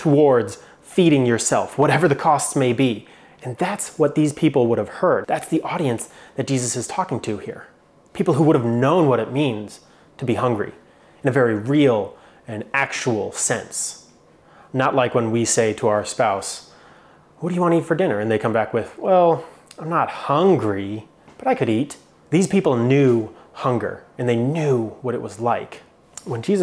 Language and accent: English; Phoenix, Arizona, United States; moved away; I grew up in Phoenix, Arizona, and it's hot in Phoenix, Arizona.